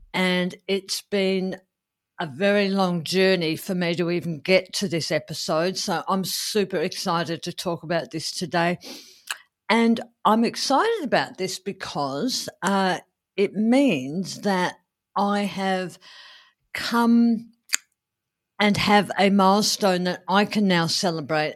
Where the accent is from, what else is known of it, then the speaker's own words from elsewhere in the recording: Adelaide, South Australia, Australia; here in, uh, my hometown of Adelaide